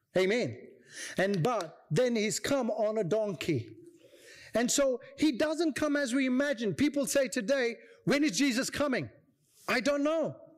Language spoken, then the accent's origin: English; India; moved away; I come from India